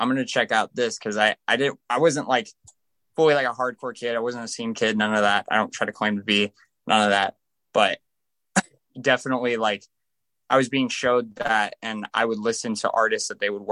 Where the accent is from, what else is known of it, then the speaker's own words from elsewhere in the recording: Las Vegas, Nevada, United States; I'm from Vegas